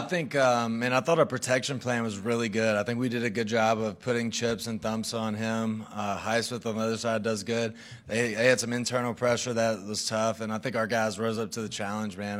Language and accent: English; Mississippi, United States; moved away; We're both from Mississippi, like, thirty minutes apart